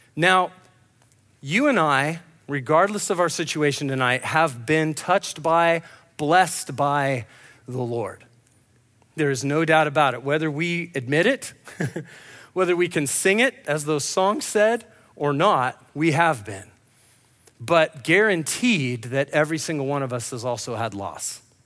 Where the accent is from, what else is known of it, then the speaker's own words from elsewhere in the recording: Grants Pass, Oregon, United States; moved away; I'm from Grants Pass